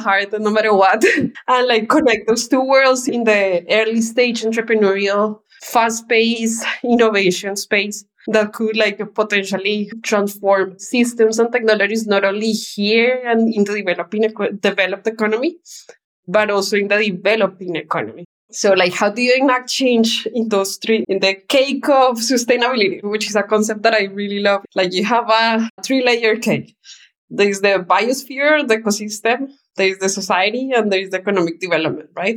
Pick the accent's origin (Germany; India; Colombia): Colombia; Bogota, Bogotá Capital District; moved away; I was born in Bogota, Colombia, and lived in the outskirts of the city. So as a child, nature was a big part of my life.